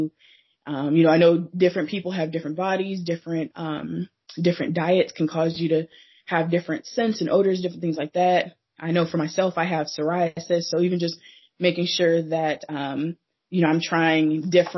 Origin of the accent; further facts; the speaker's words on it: Phoenix, Arizona, United States; also born or lived in South Dakota / Kentucky / Georgia / Portland; now in Seattle, United States; I was born and raised in Phoenix, Arizona, but lived a couple places